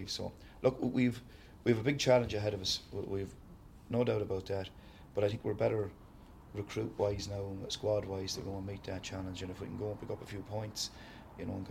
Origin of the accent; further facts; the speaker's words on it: Sligo, Connacht, Ireland; From Sligo. Uh, so I'm not so bad. Ballina is only an hour and five minutes away